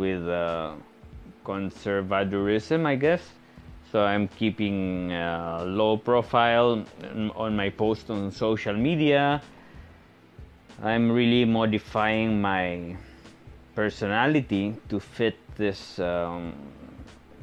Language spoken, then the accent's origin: English; Spain; moved away as an adult; also born or lived in Portugal / Netherlands / China; now in Philippines; born in Spain and living in the Philippines. I'm Spanish Filipino. I'm both. My father Spanish, my mom Filipina, and I've been living in the Philippines for 7 years now.